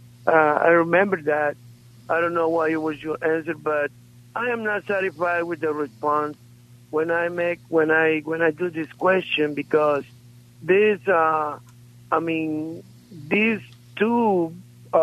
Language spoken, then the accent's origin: English; Guatemala; I am from Guatemala